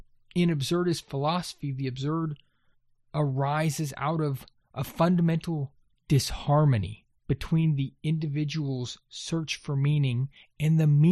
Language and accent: English; Texas, United States; Now, I grew up in Gulf Coast, Texas. I can tell you flat.